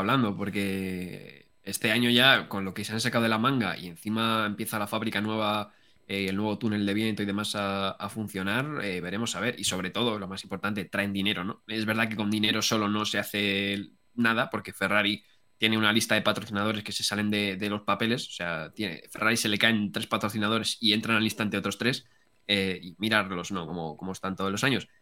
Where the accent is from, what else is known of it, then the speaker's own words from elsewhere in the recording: Madrid, Community of Madrid, Spain; nosotros que somos de, de Madrid